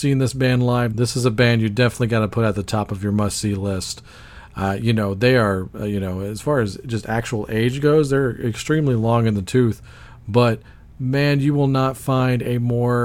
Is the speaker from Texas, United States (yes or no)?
yes; Dallas, Texas, United States; we're from Dallas